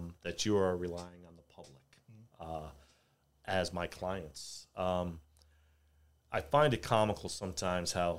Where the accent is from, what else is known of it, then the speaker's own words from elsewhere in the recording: New York City, New York, United States; now in Richmond, United States; I grew up single mother in New York City, raising two boys